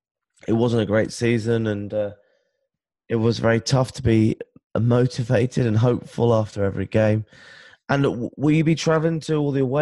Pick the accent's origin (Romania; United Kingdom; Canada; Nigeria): United Kingdom; England; because I'm English